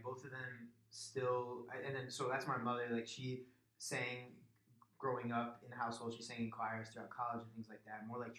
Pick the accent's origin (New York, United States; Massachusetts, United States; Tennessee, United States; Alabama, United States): Massachusetts, United States; Springfield; now in Hartford, United States; I'm not originally from Hartford. I'm from the Springfield, Massachusetts area.